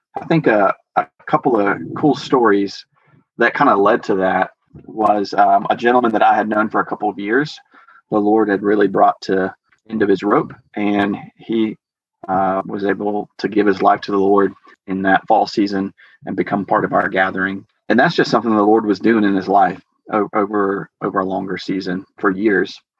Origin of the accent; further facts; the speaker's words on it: Georgia, United States; moved away as an adult; now in Ogden, United States; I grew up in Georgia